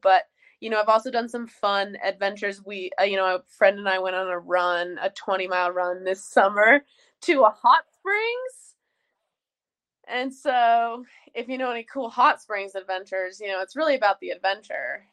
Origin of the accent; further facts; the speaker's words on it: Jackson, Wyoming, United States; I'm from Jackson Hole. It's an amazing place